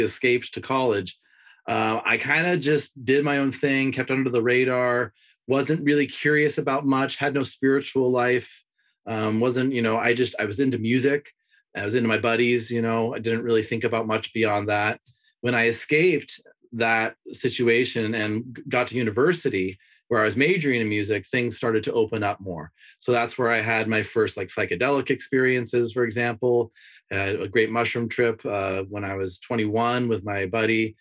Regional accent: Bay Area of California, United States; I grew up in the Bay Area of California in a split family.

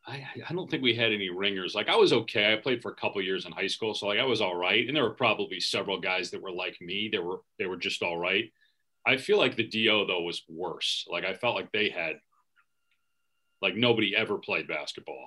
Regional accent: Wisconsin, United States; moved away as an adult; also born or lived in Syracuse, New York; now in Arizona, United States; growing up in Wisconsin

